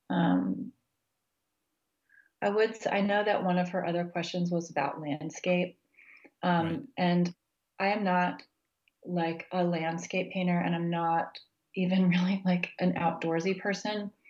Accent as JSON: {"language": "English", "region": "Texas", "country": "United States", "tie": "born or raised there", "also_born_or_lived": "Kansas", "lives_now": "Virginia, United States", "said": "I grew up in Texas and Kansas, and I finished undergrad in New Mexico, and so it's really different from where I live now in Virginia."}